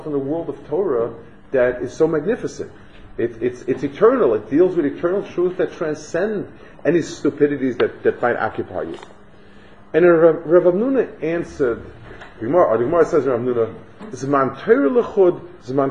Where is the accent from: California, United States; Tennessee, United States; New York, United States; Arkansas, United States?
New York, United States; New York City; I grew up on the Lower East Side, which is, I guess, in a nice way, the pits of Manhattan